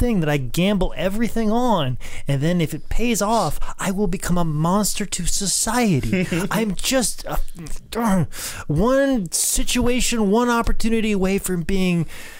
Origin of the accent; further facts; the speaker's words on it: Iowa, United States; because of my geographic location growing up, now I love my home state of Iowa with every bit of my soul that I could love an actual state.